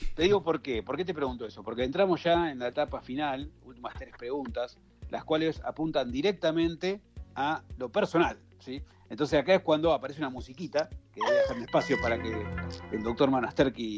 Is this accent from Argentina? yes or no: yes; Argentina